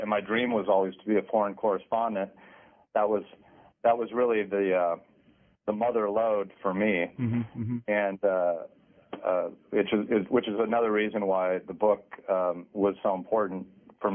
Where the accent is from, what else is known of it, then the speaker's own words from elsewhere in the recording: Modesto, California, United States; also born or lived in Minnesota; I grew up in a town called Modesto, California. I was born in Minnesota